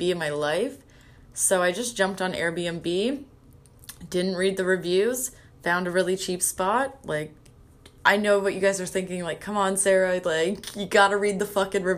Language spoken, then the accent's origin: English; Canada; being a Canadian